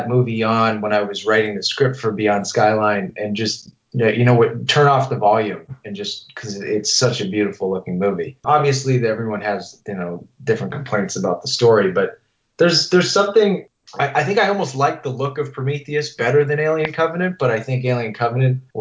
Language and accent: English; Massachusetts, United States; growing up in Massachusetts